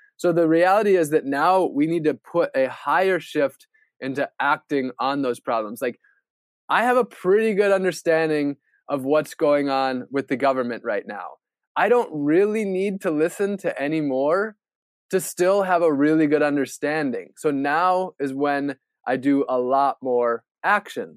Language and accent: English; Wisconsin, United States; Growing up in Wisconsin, where pretty much everybody's white